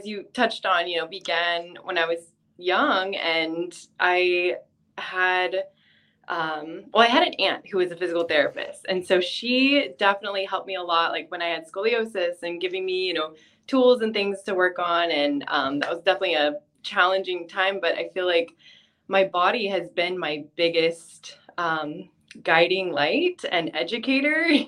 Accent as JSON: {"language": "English", "region": "California", "country": "United States", "also_born_or_lived": "Texas", "moved": "as an adult", "lives_now": "Hawaii, United States", "said": "I'm from California"}